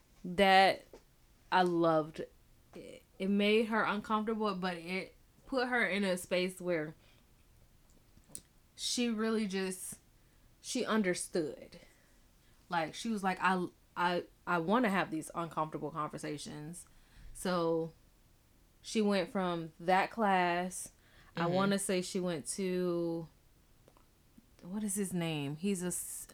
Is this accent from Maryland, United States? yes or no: no; Florida, United States; I'm from Florida